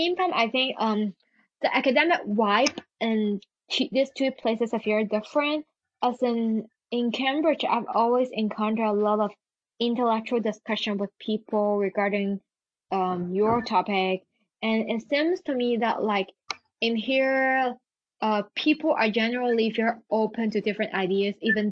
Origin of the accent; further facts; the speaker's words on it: Hong Kong; English is a second language; moved away as an adult; now in United Kingdom; I go back to my hometown, Hong Kong